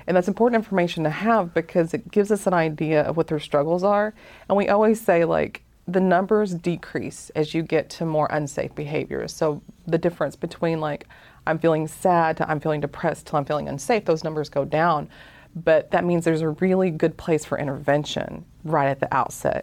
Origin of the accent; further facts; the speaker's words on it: Appalachian Mountains, Dade County, Georgia, United States; now in Hawaii, United States; I'm actually from the Appalachian Mountains